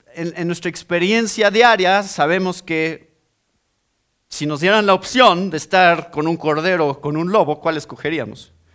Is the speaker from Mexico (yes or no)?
yes; Mexico; Ese es mi país. Yo soy mexicano